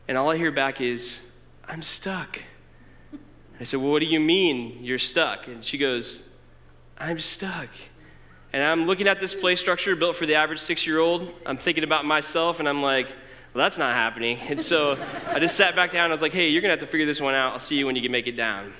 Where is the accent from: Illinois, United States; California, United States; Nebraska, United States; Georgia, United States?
Illinois, United States; Decatur; I'm originally from Decatur. In fact, I went to Oak Grove. I went to Roosevelt Middle School, which is now apartments, and I went to MacArthur High School